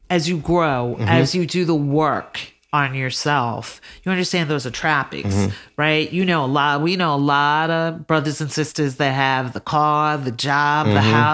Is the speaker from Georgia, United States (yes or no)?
yes; Georgia, United States; also born or lived in Alabama; now in California, United States; I grew up in Georgia, went to school in Alabama. Now I'm in Cali